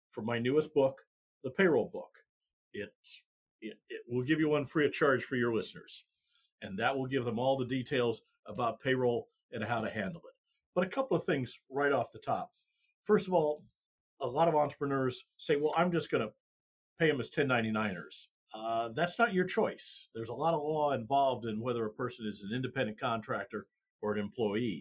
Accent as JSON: {"language": "English", "region": "Iowa", "country": "United States", "tie": "born or raised there", "also_born_or_lived": "Kansas City", "moved": "as an adult", "lives_now": "Texas, United States", "said": "I'm a Midwestern boy. I grew up in Iowa, as we talked about, cold winters"}